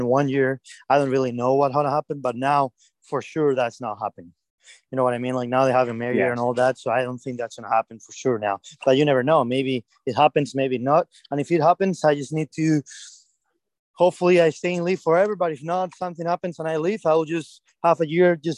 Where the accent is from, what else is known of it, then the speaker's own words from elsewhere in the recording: Madrid, Community of Madrid, Spain; my hometown, Madrid